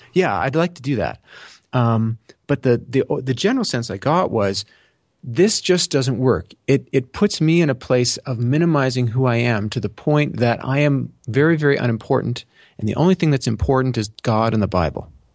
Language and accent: English; Canada; I'm Canadian